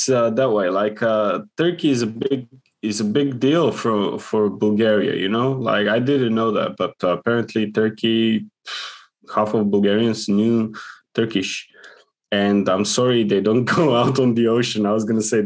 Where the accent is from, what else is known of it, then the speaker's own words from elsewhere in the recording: North Macedonia; English is a second language; moved away as an adult; also born or lived in United Kingdom; now in Switzerland; I'm just born in Macedonia